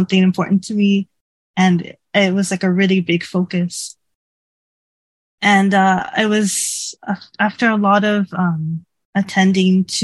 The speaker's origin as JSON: {"language": "English", "town": "Toronto", "region": "Ontario", "country": "Canada", "tie": "born or raised there", "moved": "as an adult", "lives_now": "Japan", "said": "I used to live in Canada, in Toronto. That's my home country and my hometown"}